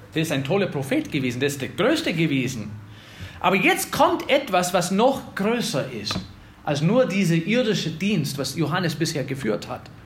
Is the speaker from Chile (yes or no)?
no; Wisconsin, United States; moved away; ich komme aus Wisconsin